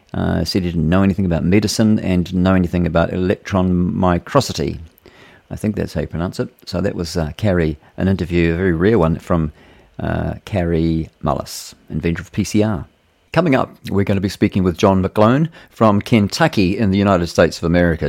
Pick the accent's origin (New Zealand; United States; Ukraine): New Zealand